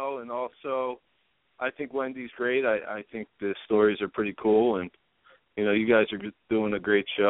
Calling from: San Diego, California, United States; I'm calling from San Diego.

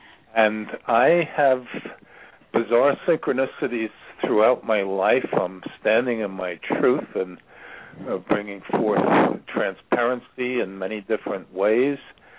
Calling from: Ashland, Virginia, United States; I'm calling from Ashland, Virginia, which bills itself the center of the universe for whatever reason.

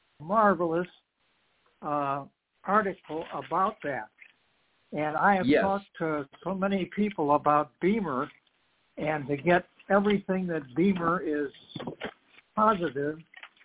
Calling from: Charlotte, North Carolina, United States; from Charlotte, North Carolina.

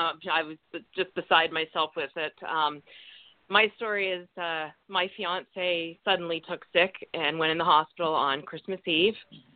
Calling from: Canada; from Canada.

